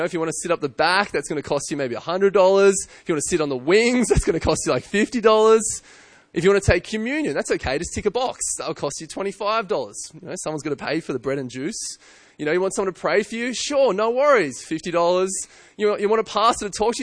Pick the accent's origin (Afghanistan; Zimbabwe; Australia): Australia; I'm an Australian and I'm white